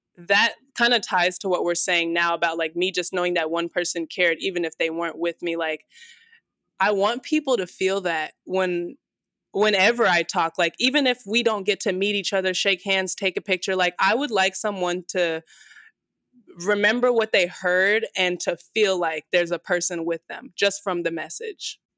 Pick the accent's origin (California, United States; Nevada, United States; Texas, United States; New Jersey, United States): Nevada, United States; Las Vegas; This is my home, and I will, like, probably always have roots here in Vegas, but there's just something about growing up in Vegas